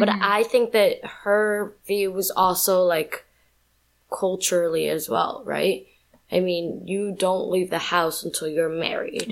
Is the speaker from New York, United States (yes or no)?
yes; New York, United States; also born or lived in Colombia; I was born in Colombia, raised in New York.